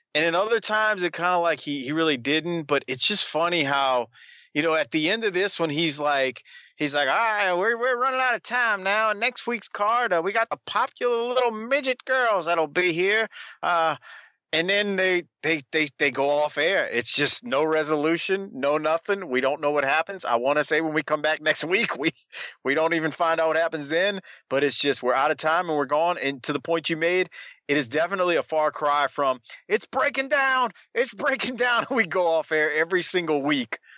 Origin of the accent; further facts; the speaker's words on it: New Orleans, Louisiana, United States; being born and raised in New Orleans